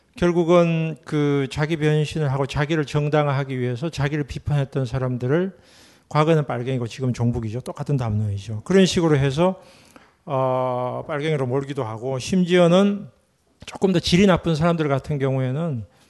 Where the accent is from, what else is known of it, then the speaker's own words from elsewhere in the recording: Gyeongsang, South Korea; 제가 경상도 출신이고